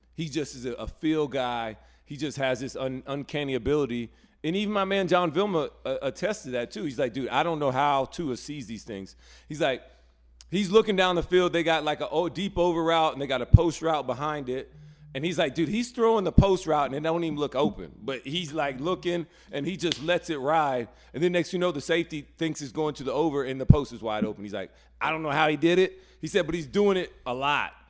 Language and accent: English; Alabama, United States; now in North Carolina, United States; growing up in Alabama and now coming to North Carolina